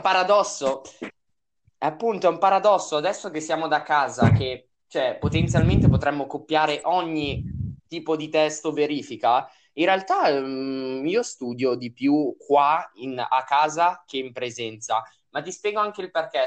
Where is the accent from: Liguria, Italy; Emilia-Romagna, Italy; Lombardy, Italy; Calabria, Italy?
Lombardy, Italy; noi siamo della Lombardia